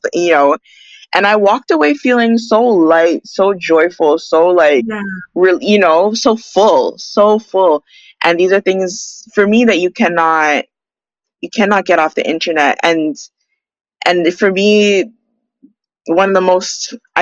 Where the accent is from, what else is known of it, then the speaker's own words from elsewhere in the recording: Toronto, Ontario, Canada; also born or lived in British Columbia; now in Vancouver, Canada; I'm from Toronto